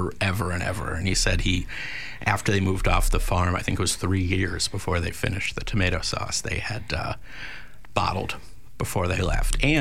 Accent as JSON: {"language": "English", "area": "Montgomery County", "region": "Maryland", "country": "United States", "tie": "born or raised there", "said": "I grew up in Montgomery County"}